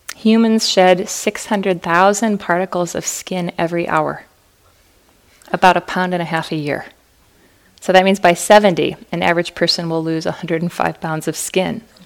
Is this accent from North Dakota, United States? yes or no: yes; Fargo, North Dakota, United States; moved away; I was born and raised in Fargo